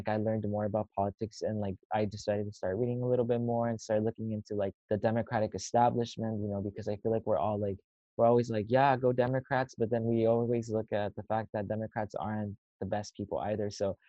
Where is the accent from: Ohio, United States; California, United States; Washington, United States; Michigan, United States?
California, United States; San Fernando Valley; I'm from the San Fernando Valley